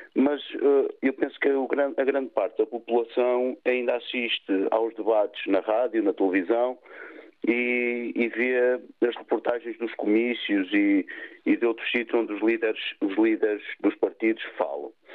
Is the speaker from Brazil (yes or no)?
no; Vila Nova de Gaia, Porto District, Portugal; Eu sou aqui de Vila Nova de Gaia